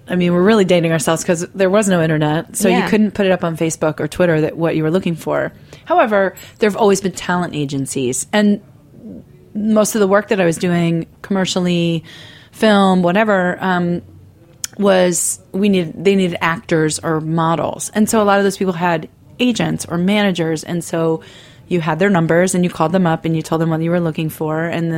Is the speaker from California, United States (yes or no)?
no; Baltimore, Maryland, United States; moved away as an adult; now in New York City, United States; I was born in Baltimore